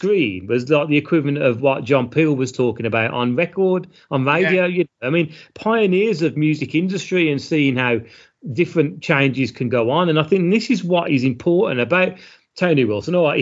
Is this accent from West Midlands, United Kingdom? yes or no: yes; Birmingham, West Midlands, United Kingdom; we're from Birmingham